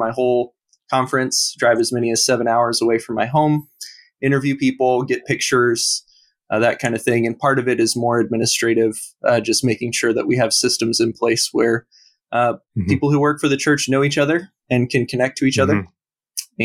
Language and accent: English; Portland, Oregon, United States; I'm from the Portland, Oregon area